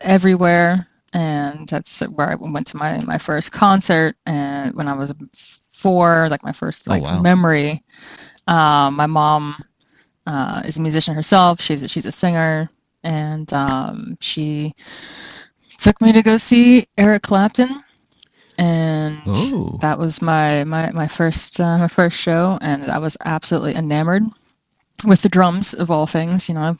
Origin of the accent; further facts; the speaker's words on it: Nashville, Tennessee, United States; also born or lived in Pittsburgh, Pennsylvania; I moved around a fair bit, but I would say the two places where I spent the most time would be Nashville, Tennessee, Music City in the Bible Belt, and also Pittsburgh, Pennsylvania, which is a little different.